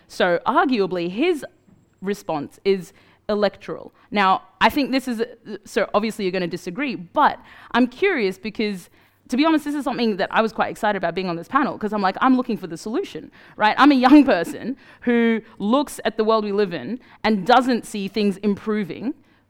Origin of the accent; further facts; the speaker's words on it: Sudan; I'm from Sudan, right? So, like, been there.